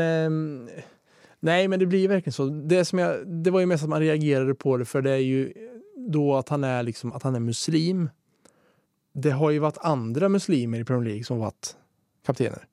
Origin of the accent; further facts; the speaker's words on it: Svärtinge, Östergötland, Sweden; där jag kommer ifrån, Svärtinge som det heter, som ja. ligger utanför Norrköping